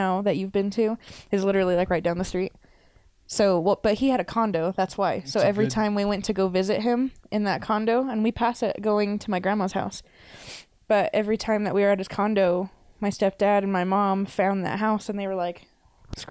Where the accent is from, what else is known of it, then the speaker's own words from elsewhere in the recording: Pueblo, Colorado, United States; moved away as an adult; also born or lived in Fort Collins / Greeley; now in Littleton, United States; I lived in Pueblo. I grew up in Pueblo.